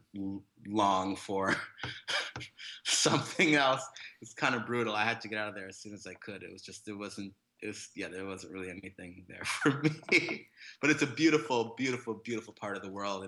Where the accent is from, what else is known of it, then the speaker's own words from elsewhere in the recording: Whitehorse, Yukon, Canada; moved away; also born or lived in Jamaica / Toronto / Montreal; I am born in Jamaica, but I grew up in northern Canada beside Alaska, this place called Yukon Territory